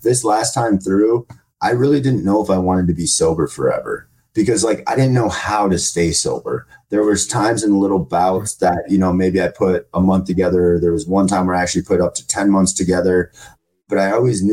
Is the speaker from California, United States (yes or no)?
no; Minnesota, United States; moved away as an adult; now in Arizona, United States; So in my hometown, in a small podunk town in Minnesota